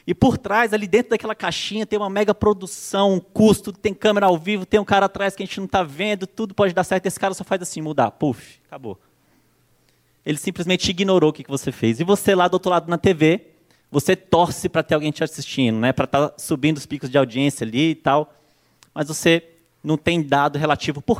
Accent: Brasília, Federal District, Brazil; now in São Paulo, Brazil; Sou natural de Brasília, hoje já moro aqui em São Paulo há três anos, se eu não me engano.

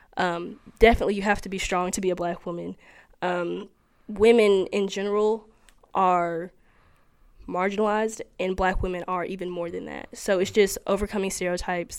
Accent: Cleveland, Tennessee, United States; I'm from Cleveland, Tennessee

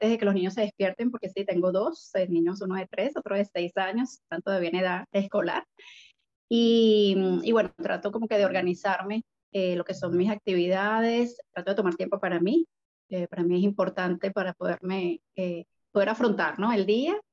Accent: Venezuela; moved away as an adult; also born or lived in Colombia; now in Montreal, Canada; Nací en Colombia, eh, a los seis meses eh, mi mamá fue para Venezuela, entonces toda mi toda mi juventud, niñez, eh, adultez, estuve en Venezuela, eh, estudié, trabajé y bueno, emigré aquí a Canadá, eh, llegué directo a Montreal hace ya prácticamente 10 años.

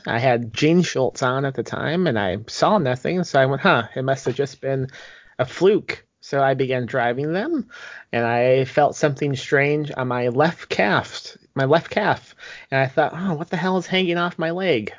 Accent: Indiana, United States; moved away as an adult; also born or lived in Texas; now in San Antonio area, Texas, United States; I'm from Indiana, and I moved to Texas when I was 18.

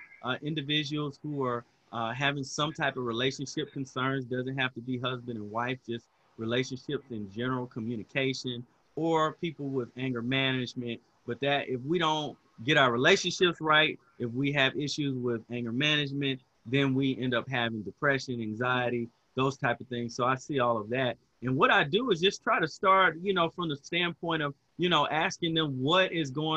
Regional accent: Huntsville, Alabama, United States; also born or lived in Dayton, Ohio; I grew up in Huntsville, Alabama. I'm sweet home Alabama. I'm an Alabama boy. And I was actually born in Dayton, Ohio, but Alabama is where I was raised and where I've lived most of my life.

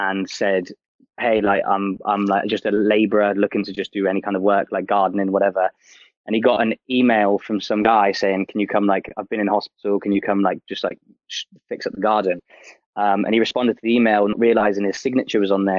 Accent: Torquay, South West England, United Kingdom; moved away as an adult; also born or lived in Portsmouth / Canada; now in London, United Kingdom; I was born in Torquay and then lived there until about 19

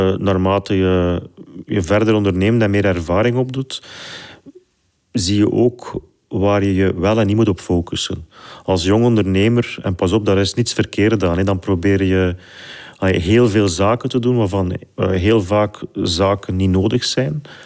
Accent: Flanders, Belgium; ik ben geboren en getogen in Vlaanderen

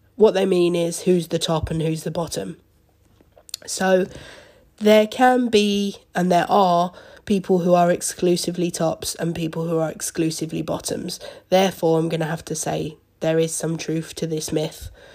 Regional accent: Seaford, South East England, United Kingdom; also born or lived in Brighton; I was actually brought up in Seaford, which is a small town, maybe half an hour outside of Brighton

